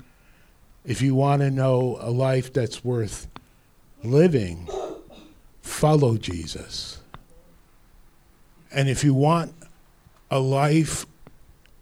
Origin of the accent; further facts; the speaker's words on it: Rutherford, New Jersey, United States; My neighboring town where I grew up in Rutherford. Clifton was right across the river.